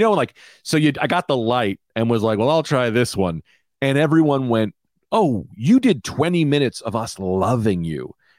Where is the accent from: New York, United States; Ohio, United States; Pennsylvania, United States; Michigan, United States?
New York, United States; Queens; Hey, I'm from Queens.